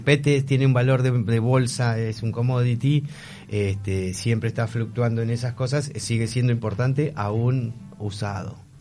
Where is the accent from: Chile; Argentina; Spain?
Argentina; Buenos Aires; Me alejé de Buenos Aires, vivo en las afueras porque no toleré tampoco toda la locura de la ciudad